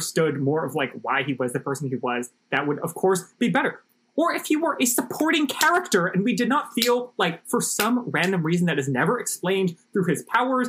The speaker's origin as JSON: {"language": "English", "region": "Hawaii", "country": "United States", "tie": "born or raised there", "said": "we grew up in Hawaii"}